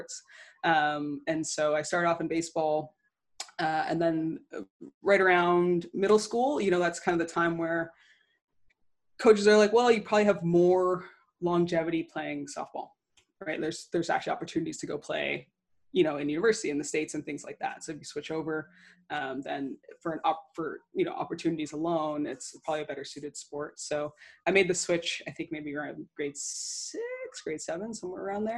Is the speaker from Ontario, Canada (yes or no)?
yes; Pickering, Ontario, Canada; moved away as an adult; also born or lived in Toronto / Winthrop (South Carolina); born in Toronto, raised out in the East End in Durham and Pickering